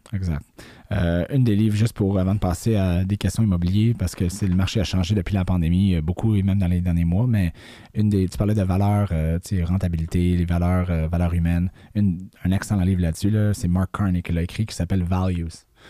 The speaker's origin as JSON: {"language": "French", "region": "Quebec", "country": "Canada", "tie": "born or raised there", "said": "je suis québécois, j'habite ici toute ma vie"}